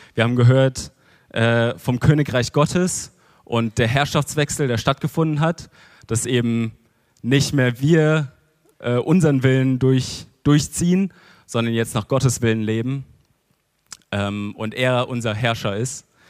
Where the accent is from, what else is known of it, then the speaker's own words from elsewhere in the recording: Germany; als Deutsche